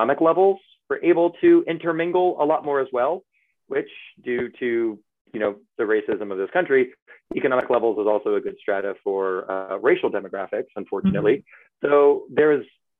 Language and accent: English; Reston, Virginia, United States; moved away as an adult; now in Boston, United States; I grew up in Northern Virginia, which, you know, 15 miles outside DC